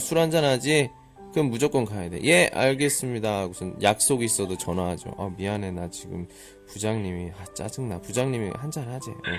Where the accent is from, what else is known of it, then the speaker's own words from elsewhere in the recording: South Korea; 우리 그 한국 남자들 같은 경우에는 그 군대 문화